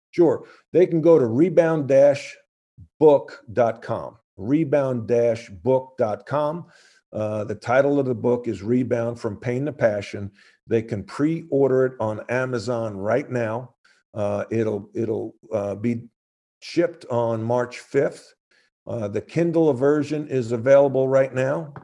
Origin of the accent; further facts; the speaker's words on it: New York, United States; growing up in New York, playing in the park